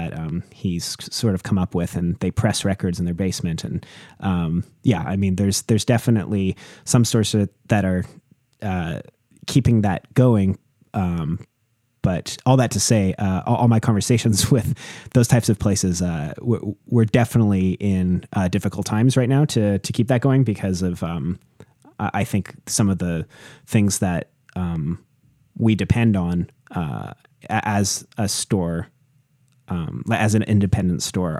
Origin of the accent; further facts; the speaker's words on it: British Columbia, Canada; moved away as an adult; now in Montreal, Canada; I grew up on Vancouver Island in BC, I think there was like a lot of time sort of spent alone and just in, you know, worlds of imagination as a kid, and being around nature